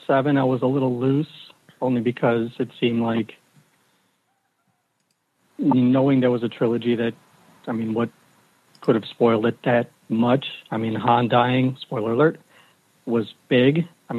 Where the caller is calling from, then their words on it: outside of Chicago, Illinois, United States; calling right outside of Chicago.